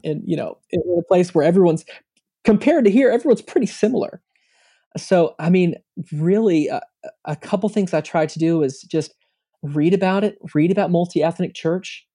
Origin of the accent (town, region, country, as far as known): United States; moved away